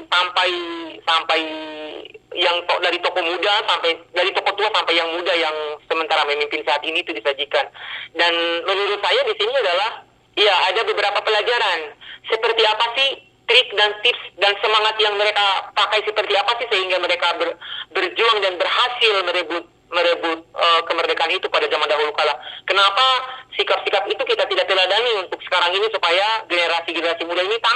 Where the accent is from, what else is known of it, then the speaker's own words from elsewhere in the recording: Kendari, Southeast Sulawesi, Indonesia; menikmati fasilitas teknologi, kemajuan teknologi di kota saya di kota Kendari di sekolah saya SMP 1